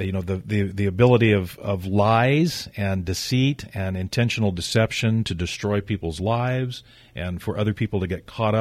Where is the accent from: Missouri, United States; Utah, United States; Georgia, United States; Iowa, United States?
Missouri, United States; Growing up in Missouri in the Show Me State